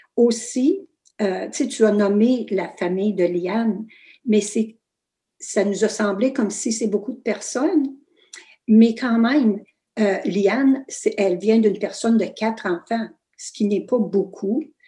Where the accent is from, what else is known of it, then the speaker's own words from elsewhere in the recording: Fauquier, Ontario, Canada; first language French; also born or lived in Kapuskasing, Ontario; je suis née à Fauquier, petit village super francophone